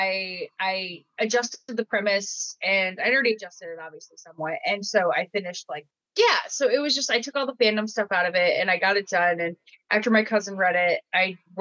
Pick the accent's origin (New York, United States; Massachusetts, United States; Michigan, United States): Michigan, United States; I'm from Michigan, so that's a very big dynamic out here, very much blue collar, and so that humor has always been in my ears, and it's always been what I've heard growing up